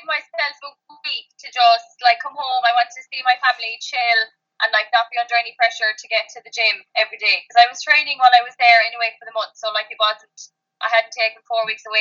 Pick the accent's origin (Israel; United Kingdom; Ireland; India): Ireland; Kerry, Munster; moved away as an adult; now in Cork, Ireland; I'm from Kerry